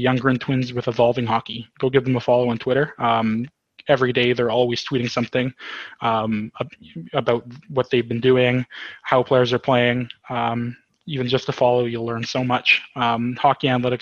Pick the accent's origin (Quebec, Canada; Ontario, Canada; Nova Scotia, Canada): Ontario, Canada; Cochrane; here in Cochrane in my hometown, small town of 5,000